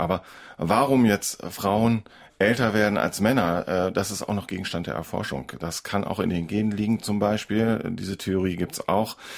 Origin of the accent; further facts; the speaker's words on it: Northern Germany, Germany; bei uns in Norddeutschland